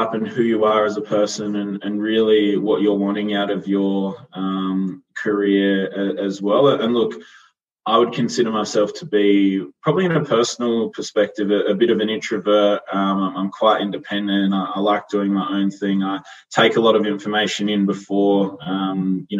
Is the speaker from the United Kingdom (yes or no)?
no; Yorke Peninsula, South Australia, Australia; moved away as an adult; also born or lived in Adelaide; now in Melbourne, Australia; a country kid from a town of 5,000 people